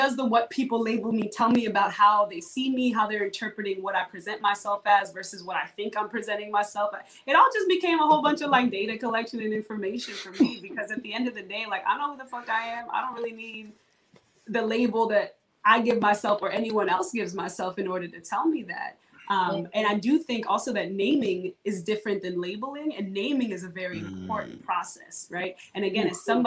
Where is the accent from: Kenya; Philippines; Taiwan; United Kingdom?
Kenya; now in New Orleans, United States